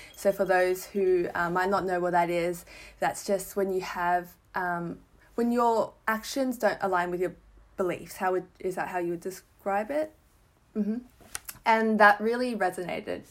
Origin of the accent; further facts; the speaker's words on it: Melbourne, Victoria, Australia; I'm from Melbourne.